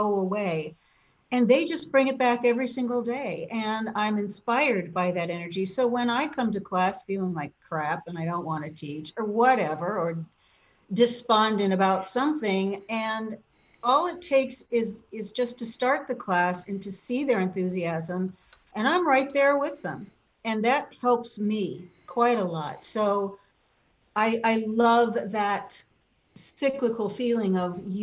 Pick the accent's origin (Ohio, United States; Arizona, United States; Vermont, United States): Ohio, United States; Cleveland; moved away; also born or lived in Illinois; Cleveland was a great town to grow up in.